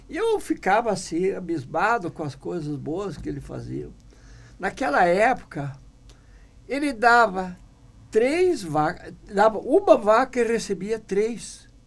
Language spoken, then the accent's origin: Portuguese; Picada Delfina, Brazil; first language German; Portuguese is a second language; numa cidade bem pequena, assim, uma vila lá, Picada Delfina. Né? Isso. Eu não sabia até seis anos, eu não sabia falar uma palavra em português, porque lá onde morávamos, só falava alemão.